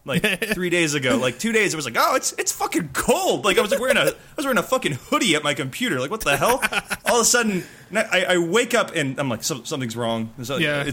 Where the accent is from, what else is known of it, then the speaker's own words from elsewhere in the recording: United States; as an American